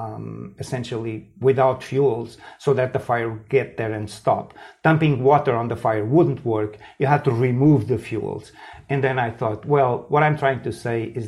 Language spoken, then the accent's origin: English; Portugal; I grew up in Portugal. I was a teenager here in the mid 1970s